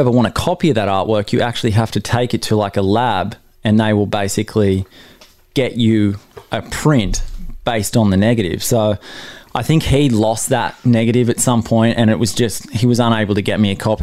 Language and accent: English; Newcastle, New South Wales, Australia; my hometown Newcastle